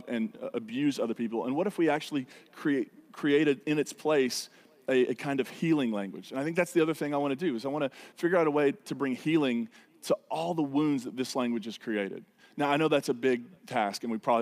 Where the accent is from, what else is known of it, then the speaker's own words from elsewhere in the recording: United States; stubborn Americans